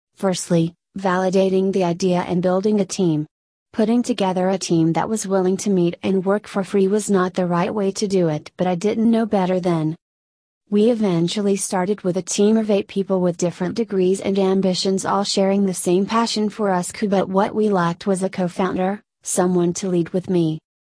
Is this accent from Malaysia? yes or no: yes; Malaysia; now in Melbourne, Australia; Growing up in Malaysia